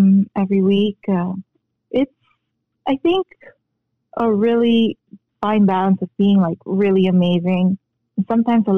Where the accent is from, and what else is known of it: Philippines; born or raised there; moved away; also born or lived in Korea